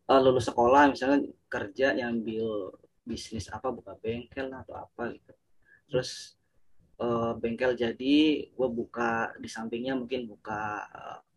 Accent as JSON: {"language": "Indonesian", "town": "Purwokerto", "region": "Central Java", "country": "Indonesia", "tie": "born or raised there", "lives_now": "Jakarta, Indonesia", "said": "gue ngelamar dulu di di di kampung gue tuh di Purwokerto"}